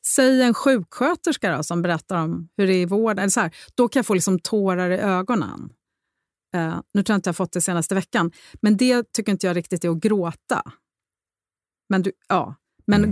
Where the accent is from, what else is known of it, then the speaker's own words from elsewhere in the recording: Rome, Lazio, Italy; moved away as an adult; jag är uppvuxen i Rom delvis